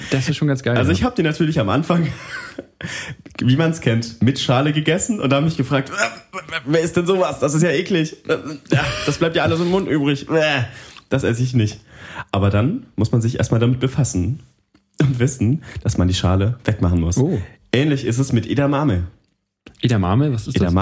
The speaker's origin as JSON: {"language": "German", "region": "Bavaria", "country": "Germany", "said": "Russisch ist ganz schlimm für mich als Franke."}